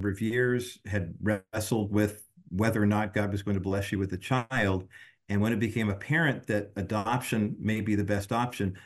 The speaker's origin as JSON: {"language": "English", "town": "Whittier", "region": "California", "country": "United States", "tie": "born or raised there", "said": "Whittier Daily News. Because that was my hometown paper when I was growing up."}